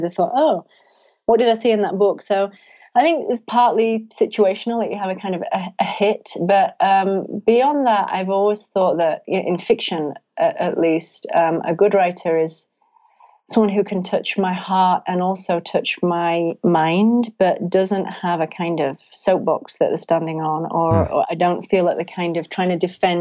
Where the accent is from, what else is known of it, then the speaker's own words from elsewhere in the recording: England, United Kingdom; moved away; I'm obviously English and I miss England